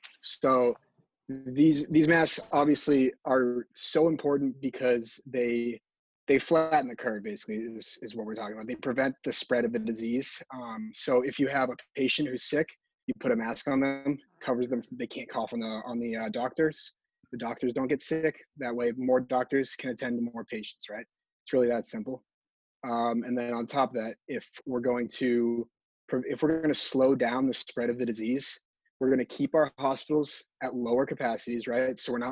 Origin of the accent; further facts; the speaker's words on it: Massachusetts, United States; from Mass from Massachusetts, and this is my golden hour.